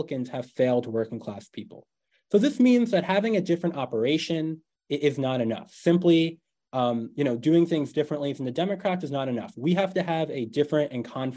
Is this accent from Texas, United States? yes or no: no; New York, United States; my home state of New York